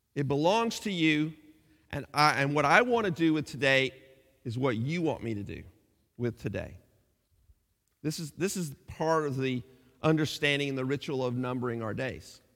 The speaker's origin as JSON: {"language": "English", "country": "United States", "moved": "as an adult", "lives_now": "England, United Kingdom"}